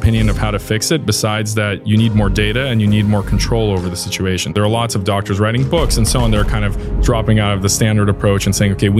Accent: New York, United States; So I've kind of lived around different places because of this. I'm originally from New York.

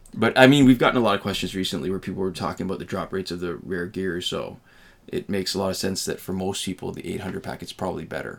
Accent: Canada; as a Canadian

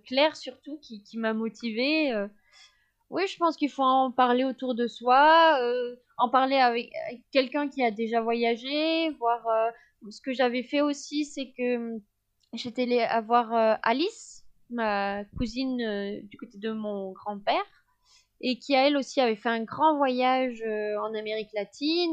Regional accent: France; je suis française, je suis de l'Union européenne

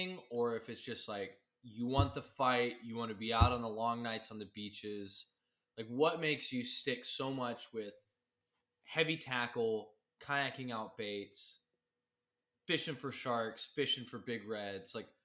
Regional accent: Midland, Texas, United States; I grew up in Midland.

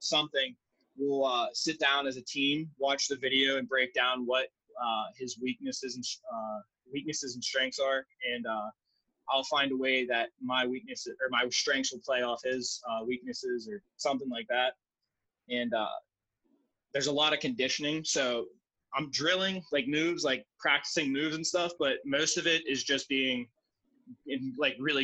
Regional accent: Pittsburgh, Pennsylvania, United States; I'm from Pittsburgh

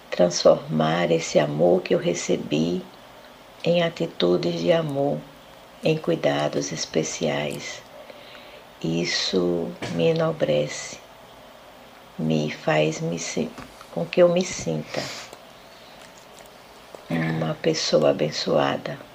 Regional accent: Senhor do Bonfim, Bahia, Brazil; sou da cidade de Senhor do Bonfim, interior da Bahia. Pertenço à Igreja Presbiteriana 1 de Maio e, dentre outras coisas, sou filha, esposa, mãe e avó.

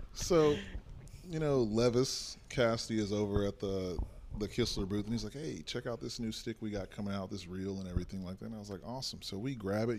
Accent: Texas, United States; we come from Texas

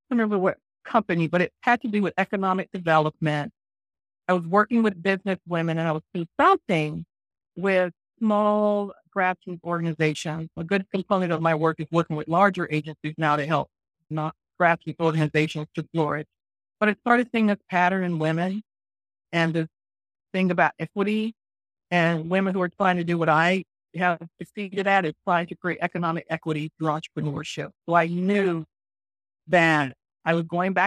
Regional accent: Florida, United States; moved away as an adult; I was born and raised in Florida, attended the University of Florida

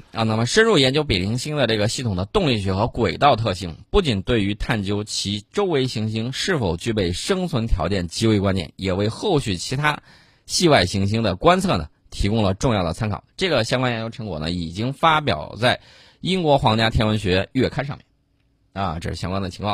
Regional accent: China; 我们中国人

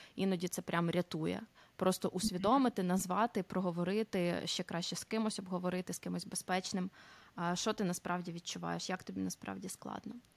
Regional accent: Cherkasy, Cherkasy Oblast, Ukraine; moved away as an adult; also born or lived in Italy; now in Netherlands; родом я з Черкас. Зараз знаходжуся в Нідерландах.

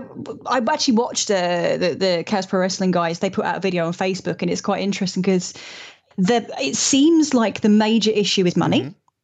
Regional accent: Ireland; I'm allowed to say that I'm Irish, okay. It's fine.

